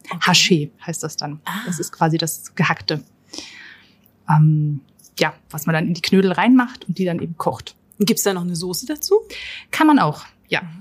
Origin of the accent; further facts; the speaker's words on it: Upper Austria, Austria; da wo ich herkomme, also aus der Nähe von Linz, da spricht man ja fast so ein bisschen wie die Leute aus Bayern.